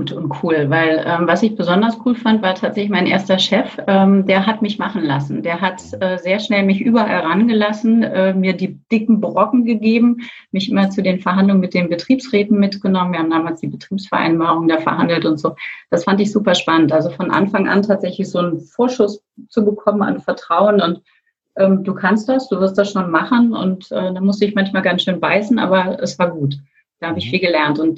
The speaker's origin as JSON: {"language": "German", "region": "Berlin", "country": "Germany", "tie": "born or raised there", "also_born_or_lived": "France", "said": "Also als ich äh, 89 Abi gemacht habe, noch in Westberlin, ähm, kurz danach fiel die Mauer, gerade als ich mal als Berlinerin hier rausgekommen bin, nämlich ein Jahr in Frankreich"}